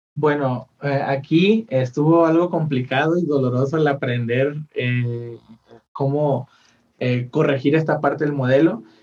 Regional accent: Mazatlán, Sinaloa, Mexico; now in Guadalajara, Mexico; yo soy de Mazatlán

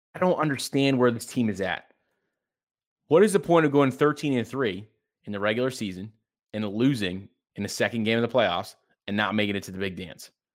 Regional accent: Maine, United States; I'm from Maine.

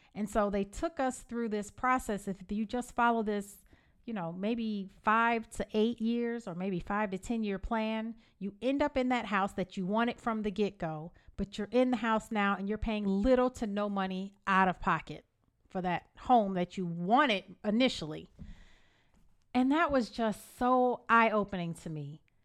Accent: Evanston, Illinois, United States; moved away as an adult; now in Georgia, United States; I am from Evanston, Illinois

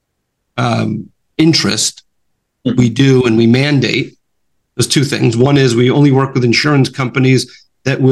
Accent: New York, United States; I'm from New York

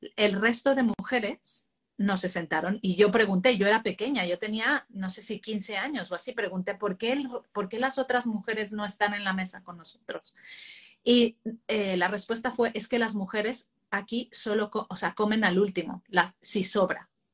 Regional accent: Mexico; moved away as an adult; now in Spain; Yo que he vivido mi infancia en México y ya mi, parte de adulto en, España

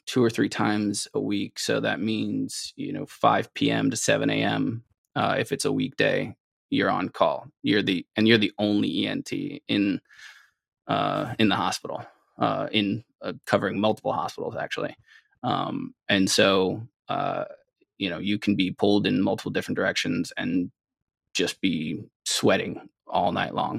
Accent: New York City, New York, United States; also born or lived in Columbia, South Carolina; now in central New York, United States; I grew up in New York City for the most part.

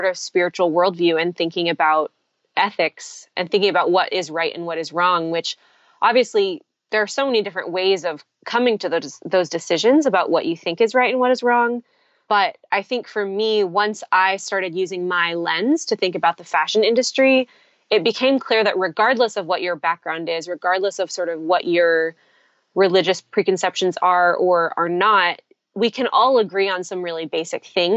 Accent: Manila, Metro Manila, Philippines; now in United States; I grew up in the Philippines

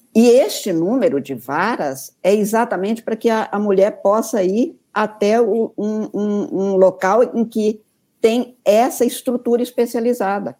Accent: north of Minas Gerais, Brazil; eu sou do norte de Minas

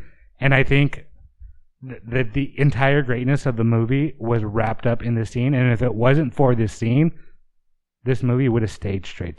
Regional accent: California, United States; We're from California.

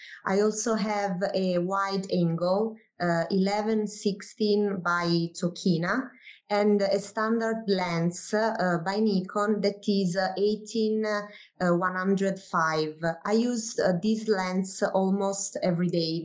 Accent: Naples, Campania, Italy; I come from Naples in southern Italy.

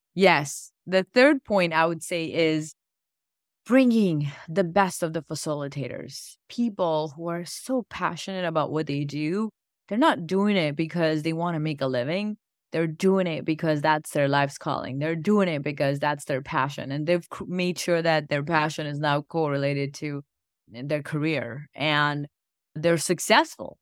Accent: India; now in United States; I grew up in India and my family's been very spiritual

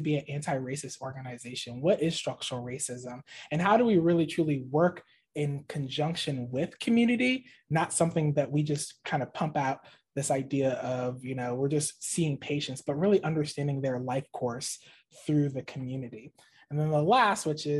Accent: Maryland, United States; moved away as an adult; I'm originally from the Maryland area. So this is kind of a homecoming, moving back here

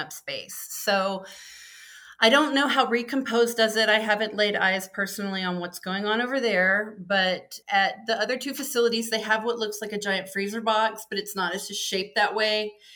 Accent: Lubbock, Texas, United States; moved away as an adult; also born or lived in Austin, Texas; now in Washington, United States; From Lubbock

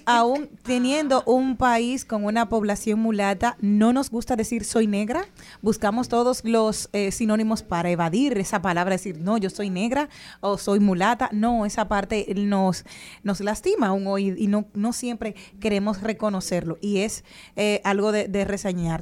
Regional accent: Dominican Republic; also born or lived in Spain; yo entiendo que soy mucho más dominicana una vez que fui a vivir a España

